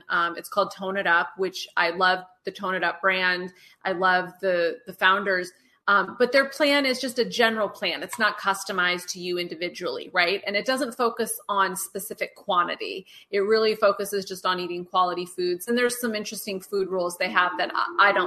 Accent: Eugene, Oregon, United States; I was raised in Eugene, Oregon, which is a very outdoorsy place

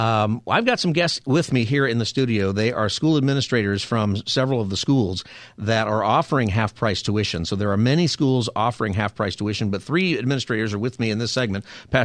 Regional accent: Lancaster, California, United States; because I went to Lutheran school growing up in Grace Lutheran in the Antelope Valley. in Lancaster

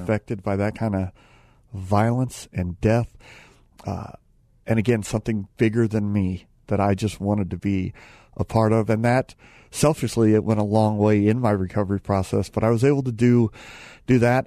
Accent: Phoenix, Arizona, United States; I'm from Phoenix

